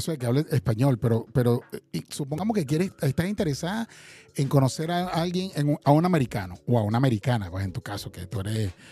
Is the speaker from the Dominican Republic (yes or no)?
no; Caracas, Capital District, Venezuela; No, yo soy de Caracas.